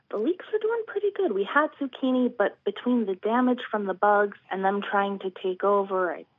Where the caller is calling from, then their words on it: Pennsauken, New Jersey, United States; I am calling from Pennsauken, New Jersey.